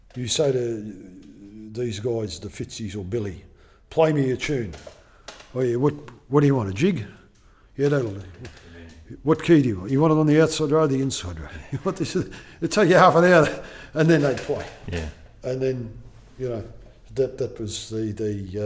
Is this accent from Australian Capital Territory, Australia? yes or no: no; Melbourne, Victoria, Australia; I'm from Melbourne